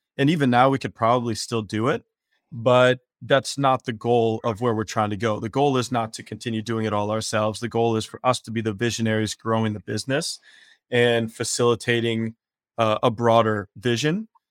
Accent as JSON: {"language": "English", "region": "Wisconsin", "country": "United States", "tie": "born or raised there", "also_born_or_lived": "Spain / Caribbean", "moved": "as an adult", "lives_now": "San Diego, United States", "said": "I grew up in Wisconsin"}